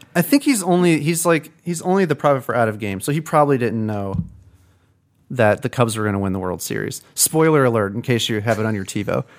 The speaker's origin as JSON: {"language": "English", "town": "Peoria", "region": "Illinois", "country": "United States", "tie": "born or raised there", "said": "I grew up in Peoria"}